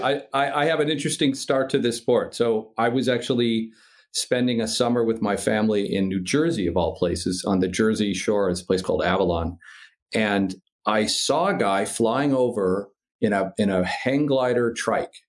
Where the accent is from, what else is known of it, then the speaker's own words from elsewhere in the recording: Midwest, United States; I'm from the Midwest